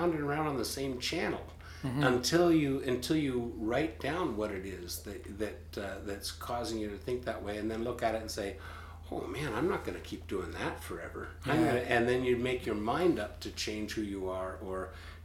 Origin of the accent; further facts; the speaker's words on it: Peterborough, Ontario, Canada; I was born in Peterborough